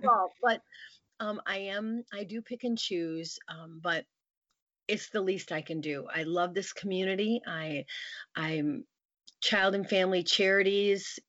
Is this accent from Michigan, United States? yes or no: yes; near Grand Rapids, Michigan, United States; moved away as an adult; now in Lansing, United States; went back to my hometown near Grand Rapids, Michigan